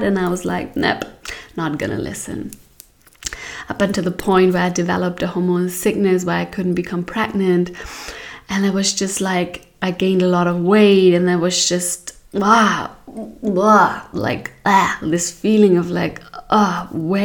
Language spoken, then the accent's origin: English; Hamburg, Germany; now in Portugal; I was born in Hamburg, in a beautiful town, city in Germany